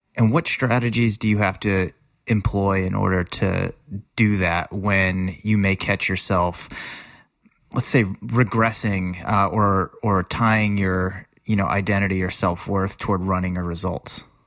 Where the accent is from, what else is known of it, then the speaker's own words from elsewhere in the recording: Worcester, Massachusetts, United States; the community in general, where I grew up in Worcester, Massachusetts. I practically lived at the Friendly House as a kid